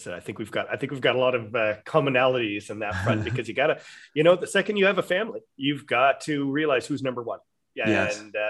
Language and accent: English; Australia; And I'm so Australian.